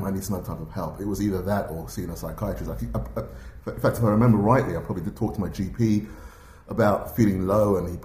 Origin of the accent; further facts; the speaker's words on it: London, United Kingdom; myself as a black man growing up in West London in the 60s and 70s